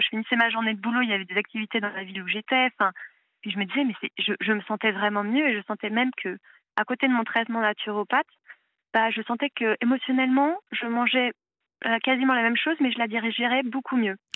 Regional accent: Paris, Île-de-France, France; moved away as an adult; Je viens de Paris

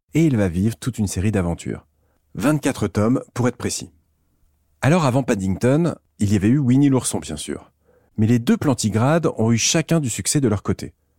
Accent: France; chez nous en France

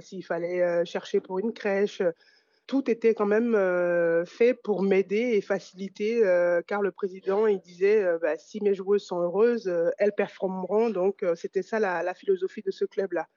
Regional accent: France; also born or lived in Italy; je fais le choix de revenir en France

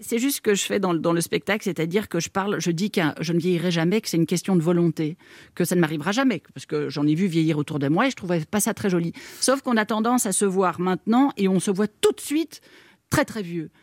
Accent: Belgium; Je me sens belge, je sais pas, parce que je, je connais la Belgique, que j'ai été élevée, que mes parents sont belges

